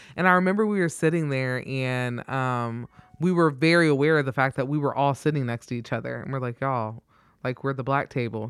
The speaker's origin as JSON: {"language": "English", "town": "Troy", "region": "Ohio", "country": "United States", "tie": "born or raised there", "moved": "as an adult", "lives_now": "Omaha, United States", "said": "was born and raised in Troy"}